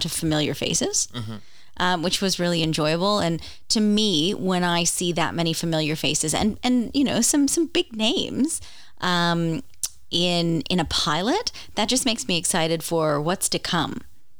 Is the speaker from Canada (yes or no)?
yes; Canada; I'm Canadian